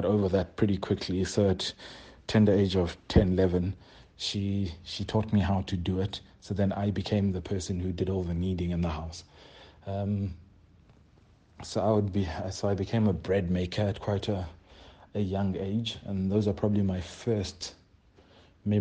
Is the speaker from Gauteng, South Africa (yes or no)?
no; Ilita, Eastern Cape, South Africa; moved away as an adult; now in Johannesburg, South Africa; I'm originally from the Eastern Cape. I'm from a township called Ilita in the Eastern Cape. It's still home currently, and it's where my mother is. I was raised by my mother